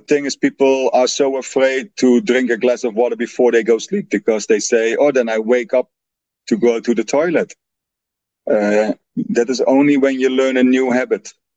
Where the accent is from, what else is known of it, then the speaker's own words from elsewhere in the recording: Netherlands; English is a second language; moved away; I'm original from the Netherlands